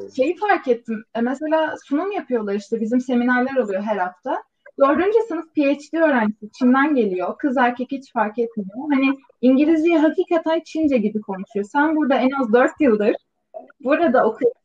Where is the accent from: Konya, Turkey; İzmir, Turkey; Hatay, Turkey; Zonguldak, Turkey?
İzmir, Turkey; moved away as an adult; also born or lived in Istanbul, Turkey / South Korea; now in Baltimore, United States; aslen İzmir'deyim. Üniversiteye kadar İzmir'de yaşadım.